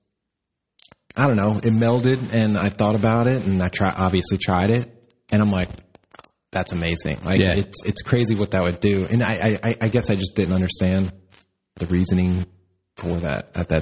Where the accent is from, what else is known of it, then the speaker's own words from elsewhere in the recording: Midwest, United States; I grew up in the Midwest